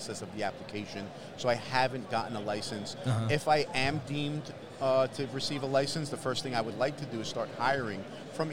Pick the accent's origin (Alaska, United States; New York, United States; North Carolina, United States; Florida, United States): New York, United States; New York City; I'm from South Jamaica, Queens, a highly impoverished neighborhood